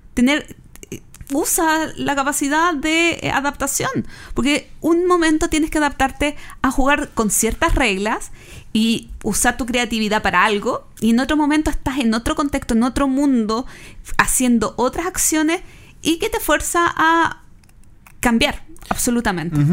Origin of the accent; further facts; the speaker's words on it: Chile; siendo chilenos